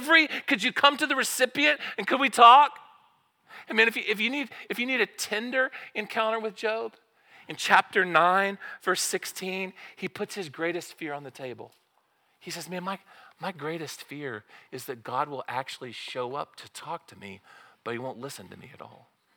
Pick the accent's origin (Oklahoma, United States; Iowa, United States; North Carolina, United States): Oklahoma, United States; Southern; I'm from Southern Oklahoma.